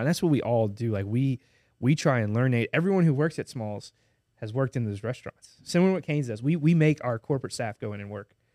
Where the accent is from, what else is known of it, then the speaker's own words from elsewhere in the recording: Baton Rouge, Louisiana, United States; I love Baton Rouge growing, growing up here